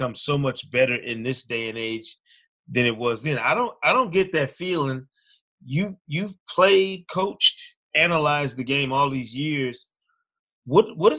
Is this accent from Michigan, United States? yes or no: yes; Grand Rapids, Michigan, United States; I'm born and raised in Grand Rapids, Michigan.